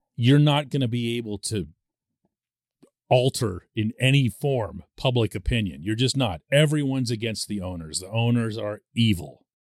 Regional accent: Pittsburgh, Pennsylvania, United States; I'm born and raised in Pittsburgh

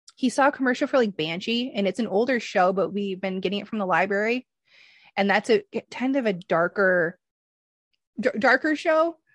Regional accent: Michigan, United States; I'm from Michigan, so it would snow.

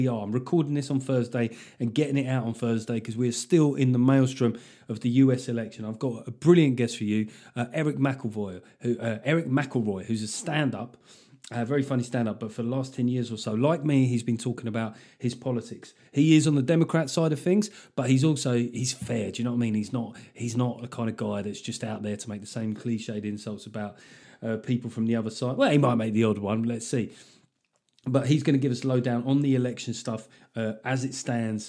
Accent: London, United Kingdom; growing up in South London with fucking batshit crazy parents

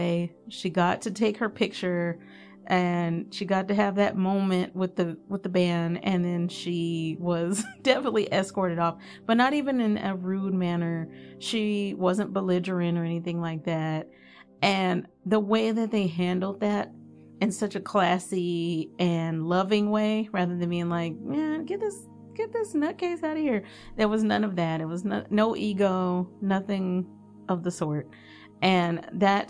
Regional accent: Dallas, Texas, United States; I'm from Dallas

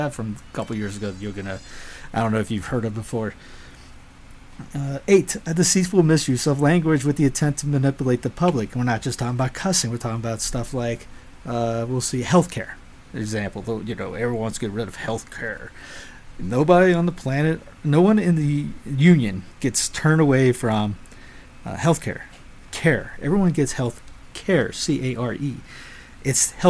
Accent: the South, United States; I'm a Southerner

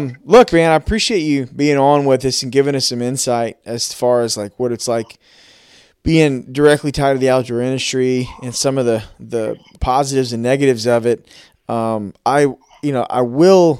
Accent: Louisiana, United States; Louisianians in general, we get set in our ways

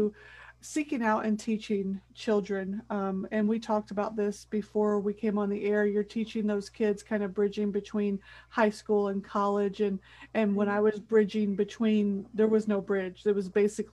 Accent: Midwest, United States; I was raised in the Midwest

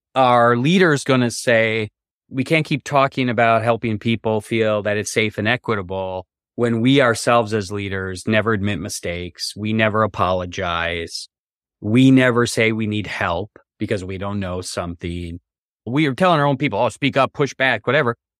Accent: Wisconsin, United States; also born or lived in Massachusetts / New York / Minnesota; now in Charlottesville, United States; I grew up in Wisconsin, way up in the north in the U S

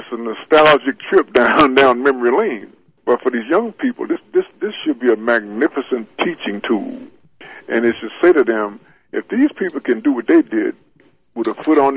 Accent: Alexandria, United States; My hometown, Alexandria

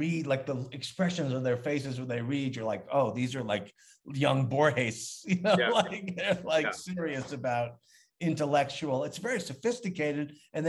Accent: Long Island, New York, United States; I mean, I'm from Long Island, and then we moved to New York

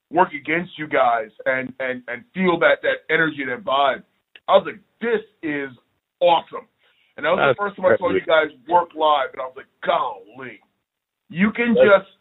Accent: Northeast, United States; I grew up in the Northeast

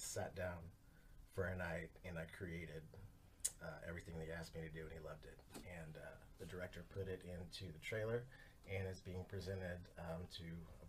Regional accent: Dallas, Texas, United States; born there; I was born in Dallas.

